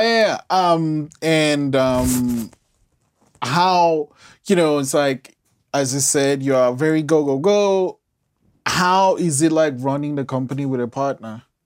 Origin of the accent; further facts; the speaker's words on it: Nigeria; moved away; I'm, I'm Nigerian, and I, I've lived outside the country for a while